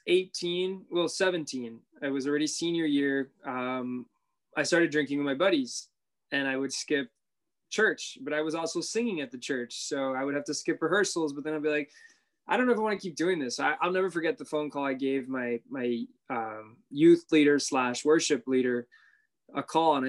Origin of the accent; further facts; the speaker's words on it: Miami, Florida, United States; Miami, born and raised. Okay. Still here